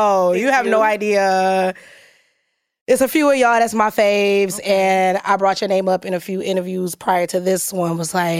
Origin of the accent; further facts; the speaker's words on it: Detroit, Michigan, United States; moved away as an adult; now in New York, United States; I'm from Detroit, but I got moved here when I was like 19.